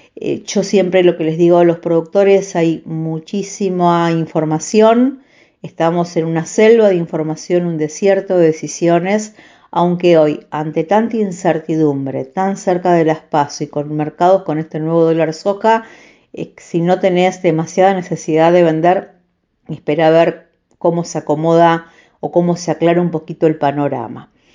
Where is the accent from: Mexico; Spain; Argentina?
Argentina; Santa Fe; nací, crecí en Vigán, un pueblo de la provincia de Santa Fe